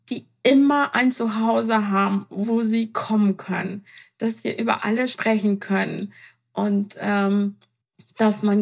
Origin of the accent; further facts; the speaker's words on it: Iran; Ich meine, ich bin Iranerin, ähm, da ähm, scheitert das nicht ans Temperament und sie hat die Hälfte von mir.